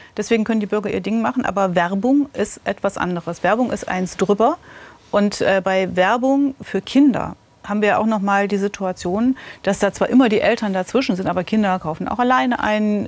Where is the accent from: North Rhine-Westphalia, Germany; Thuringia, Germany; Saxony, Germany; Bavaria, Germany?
Thuringia, Germany; Gotha; also born or lived in Friedrichroda; ich bin in Gotha aufgewachsen.